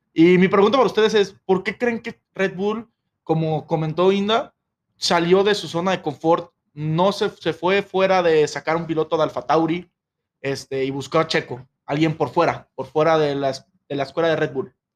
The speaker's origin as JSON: {"language": "Spanish", "country": "Mexico"}